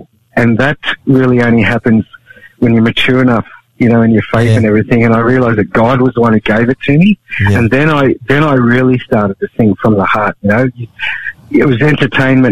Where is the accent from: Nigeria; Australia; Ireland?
Australia; also born or lived in India; I was actually born in India, but I grew up here in Australia as a 10-month-old baby.